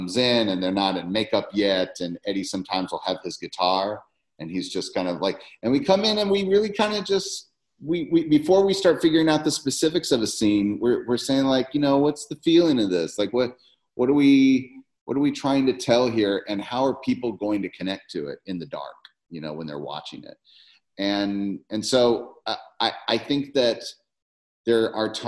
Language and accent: English; Memphis, Tennessee, United States; I'm from Memphis.